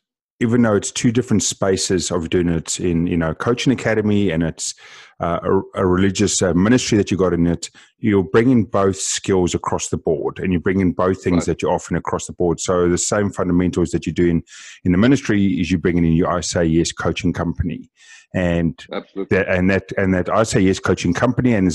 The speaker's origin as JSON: {"language": "English", "country": "South Africa", "said": "being South African"}